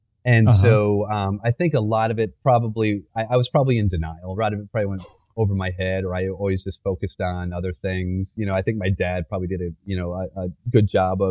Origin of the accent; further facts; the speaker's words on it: Flint, Michigan, United States; moved away; I grew up in Flint in the 80s